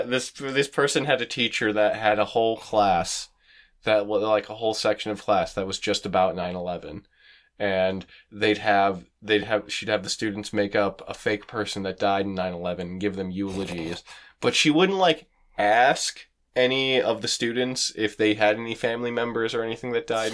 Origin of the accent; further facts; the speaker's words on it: Canada; and we're Canadian